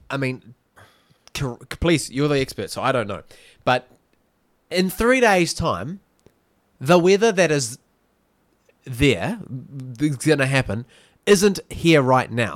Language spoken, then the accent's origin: English; Whangamata, Waikato, New Zealand; now in Auckland, New Zealand; I come from Whangamata